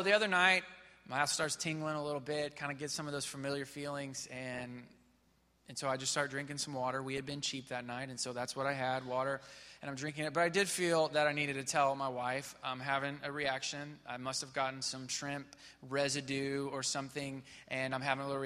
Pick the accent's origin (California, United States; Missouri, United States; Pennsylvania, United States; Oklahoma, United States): Missouri, United States; moved away as an adult; now in Houston, United States; I grew up in Missouri.